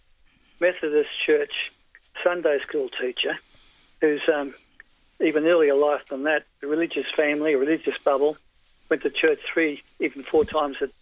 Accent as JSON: {"language": "English", "town": "Melbourne", "region": "Victoria", "country": "Australia", "tie": "born or raised there", "moved": "as an adult", "lives_now": "New South Wales, Australia", "said": "I was born in Northcote, 21 Tannergrove, Northcote"}